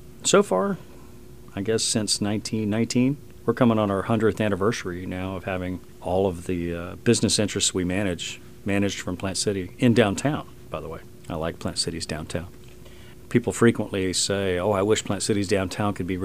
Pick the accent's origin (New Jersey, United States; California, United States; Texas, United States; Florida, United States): Florida, United States; Lakeland; I grew up in Lakeland